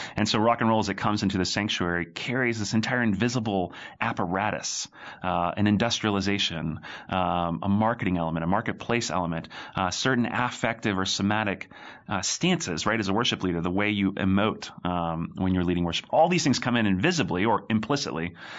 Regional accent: Raleigh, Durham area, North Carolina, United States; now in Birmingham, United States; I hail from the great state of North Carolina, uh, born and raised there.

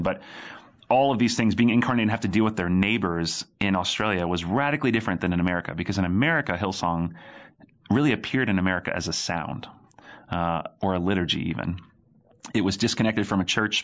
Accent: Raleigh, Durham area, North Carolina, United States; now in Birmingham, United States; I hail from the great state of North Carolina, uh, born and raised there.

